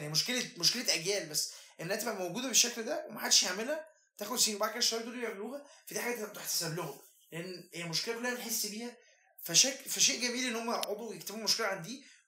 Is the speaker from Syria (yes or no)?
no; Egypt; انا مصري